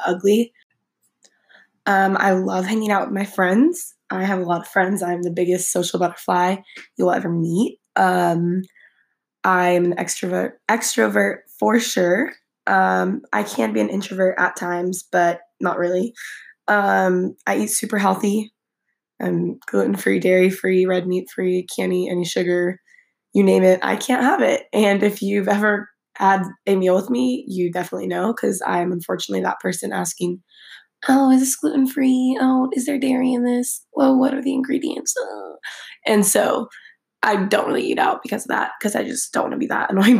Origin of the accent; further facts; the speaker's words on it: Fresno, California, United States; also born or lived in San Francisco, California; I grew up in Fresno, California my entire life